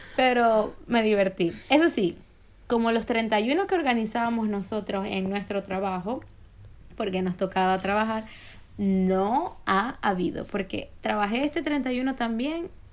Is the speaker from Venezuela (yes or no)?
yes; Maracaibo, Zulia, Venezuela; moved away; yo soy maracucha de nacimiento y de como de regionalismo porque nací allí